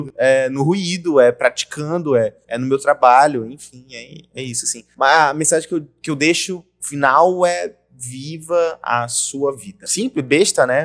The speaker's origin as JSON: {"language": "Portuguese", "region": "Rondônia", "country": "Brazil", "tie": "born or raised there", "said": "Eu nasci aqui, cresci aqui"}